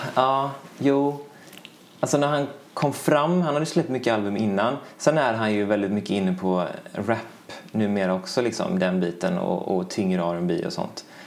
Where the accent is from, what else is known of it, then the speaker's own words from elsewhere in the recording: Mölnlycke, Västra Götaland, Sweden; jag är både uppvuxen i Mölnlycke och gått i skolorna i Mölnlycke